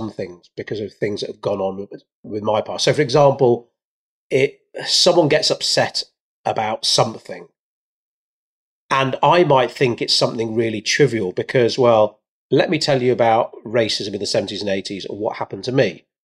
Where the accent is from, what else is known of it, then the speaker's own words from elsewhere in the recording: India; are you assuming I should know about rice because I'm Indian, Joel?